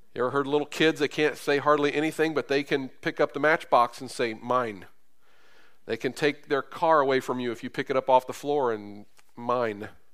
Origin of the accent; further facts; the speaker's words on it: Carrollton, Kentucky, United States; now in Terre Haute, United States; where I grew up in Carrollton, Kentucky on Winslow Street.